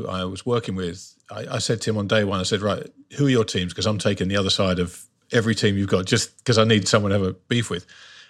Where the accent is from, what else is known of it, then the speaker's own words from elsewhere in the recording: London, United Kingdom; growing up in the UK, soccer, football is the big sport here. And if you grew up in London like I did